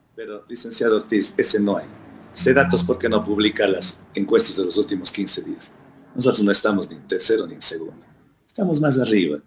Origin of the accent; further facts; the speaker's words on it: Ecuador; yo nací en Huasipungo. Nací en una hacienda.